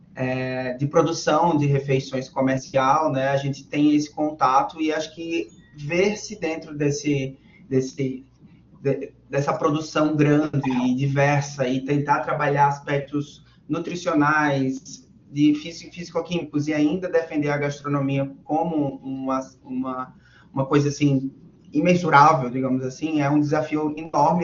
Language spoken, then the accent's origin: Portuguese; Natal, Rio Grande do Norte, Brazil; da minha cidade natal, Natal, Rio Grande do Norte